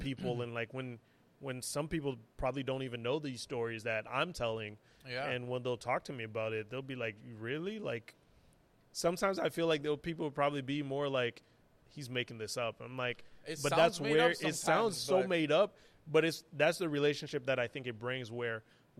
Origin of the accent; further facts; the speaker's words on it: United States; now in Montreal, Canada; I'm crying because I'm like, I shouldn't be living in here. I'm American, man. Like, I shouldn't be here.